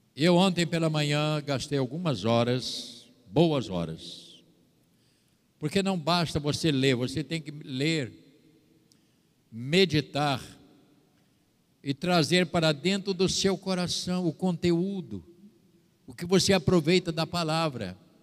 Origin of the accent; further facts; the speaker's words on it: São Fidélis, Rio de Janeiro, Brazil; moved away; São Fidélis, minha terra